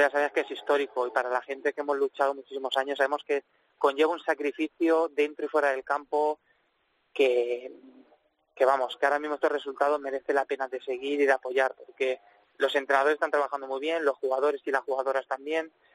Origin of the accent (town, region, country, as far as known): Valencian Community, Spain